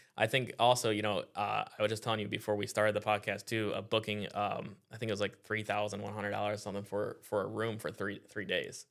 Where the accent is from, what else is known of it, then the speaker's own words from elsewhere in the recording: Iowa, United States; now in Florida, United States; I grew up in Iowa